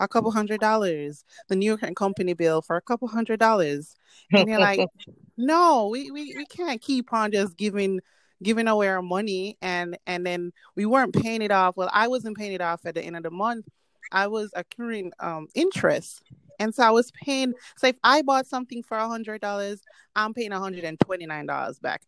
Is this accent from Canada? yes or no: no; Jamaica; moved away; we're from Jamaica. So when we came to this country